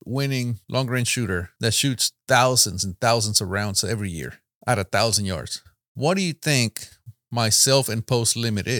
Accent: San Antonio, Texas, United States; San Antonio, Texas.

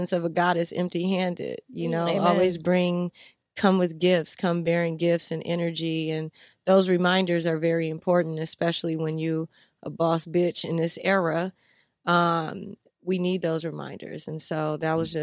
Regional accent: Los Angeles, California, United States; also born or lived in New Orleans, Louisiana; But L.A. is where I'm born and raised.

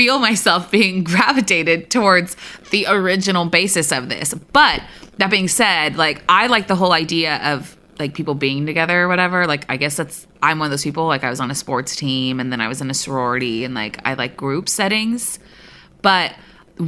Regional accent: Berkeley, California, United States; I like, grew up in the Bay Area. Like, I'm pretty, like, I grew up kind of in the Berkeley-y area where, like, everything is peace and lovey.

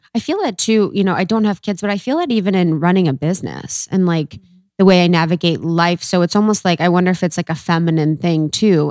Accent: Ohio, United States; I'm from Ohio.

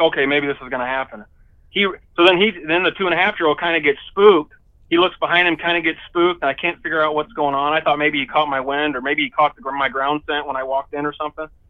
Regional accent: Indiana, United States; moved away as an adult; now in Michigan, United States; I grew up in Indiana

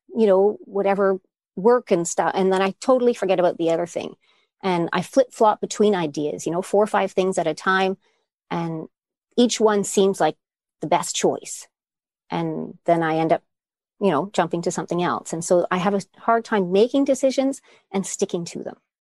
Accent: Canada; moved away as an adult; now in Netherlands; I'm originally from Canada, and I'm living in the Netherlands

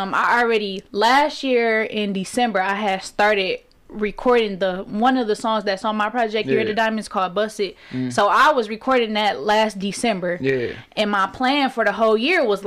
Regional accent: Detroit, Michigan, United States; I'm from Plymouth, like, all the way west side, Plymouth. I stay in like four different houses on Plymouth, so literally that's my hood.

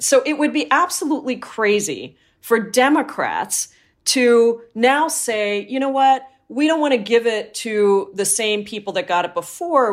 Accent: Washington, United States; I come from Washington State

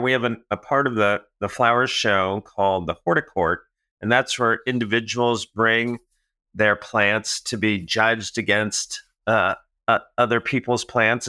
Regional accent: Manhattan, Illinois, United States; moved away; I'm from Manhattan

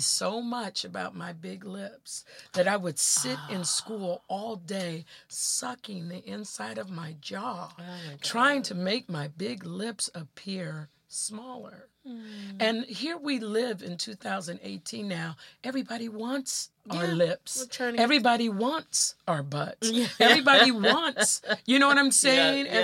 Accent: United States; I'm from the United States of America

